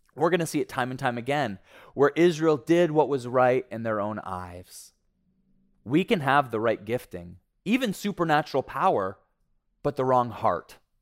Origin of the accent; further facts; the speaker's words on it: Ontario, Canada; moved away; I was raised in Ontario, and like most Ontarians, I bled blue and white